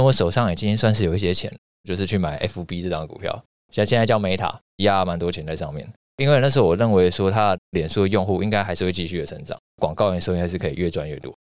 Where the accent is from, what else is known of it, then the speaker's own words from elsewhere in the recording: Taiwan; 我们是台湾人嘛，对。人在台湾，生在台湾